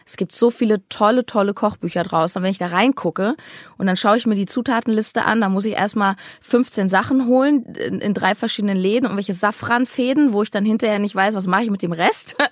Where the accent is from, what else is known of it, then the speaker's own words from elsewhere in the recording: Berlin, Germany; meine Heimat Berlin